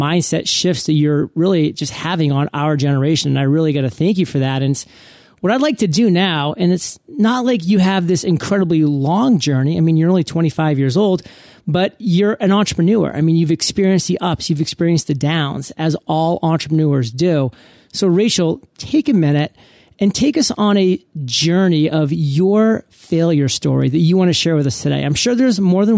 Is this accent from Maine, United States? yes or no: yes; Maine, United States; I come from Maine